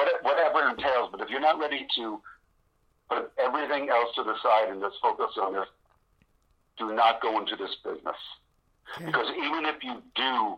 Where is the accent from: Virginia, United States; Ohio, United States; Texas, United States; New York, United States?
New York, United States; New York City; moved away; also born or lived in Las Vegas; I'm from New York City